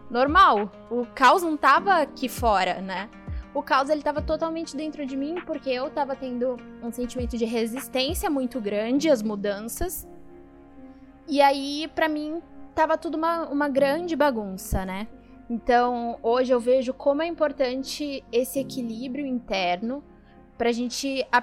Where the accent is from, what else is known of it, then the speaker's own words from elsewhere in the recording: São Caetano do Sul, São Paulo, Brazil; now in São Paulo, Brazil; Quem não sabe, eu não sou aqui de São Paulo, sou de São Caetano. E eu sou de uma época de São Caetano que, assim, não tinha nada, era bem uma cidade de interior.